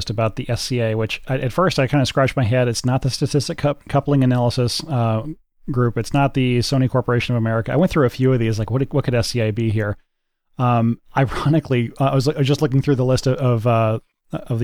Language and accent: English; United States